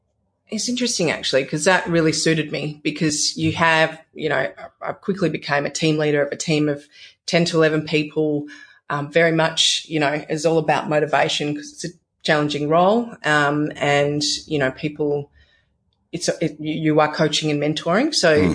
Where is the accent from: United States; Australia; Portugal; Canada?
Australia; growing up in Australia, experiencing beaches, some of the best beaches in the world